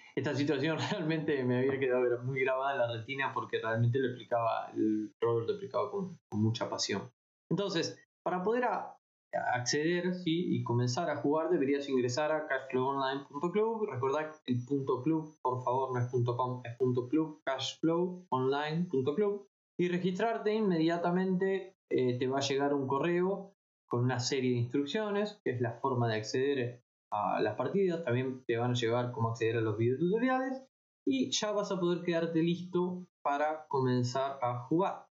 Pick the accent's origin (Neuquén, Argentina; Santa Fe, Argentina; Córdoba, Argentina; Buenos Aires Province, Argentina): Buenos Aires Province, Argentina; La Plata; yo soy de La Plata, vivo cerca de Buenos Aires